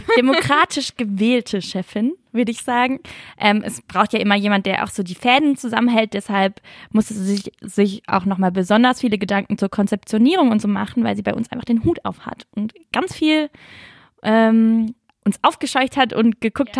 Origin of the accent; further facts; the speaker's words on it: Lörrach area, Baden-Württemberg, Germany; ich komme ja eher so aus Lörracher Gegend